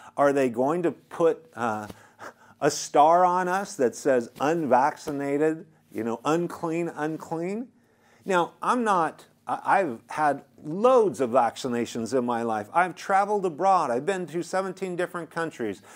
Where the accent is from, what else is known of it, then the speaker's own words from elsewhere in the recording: United States; as an American